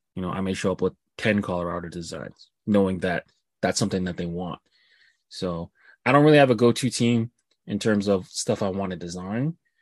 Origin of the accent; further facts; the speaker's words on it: Canada; me being Canadian